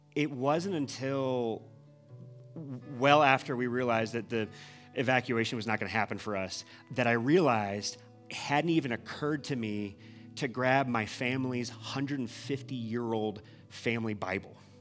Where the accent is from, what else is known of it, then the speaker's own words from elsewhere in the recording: Midwest, United States; moved away; we're from the Midwest